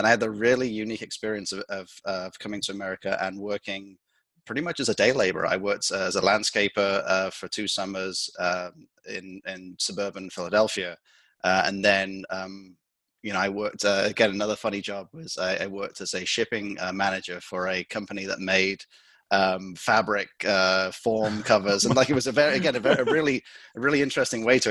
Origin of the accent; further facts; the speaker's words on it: Lancaster, North West England, United Kingdom; moved away as an adult; also born or lived in Liverpool; now in United States; I'm from Lancashire, so the northwest of England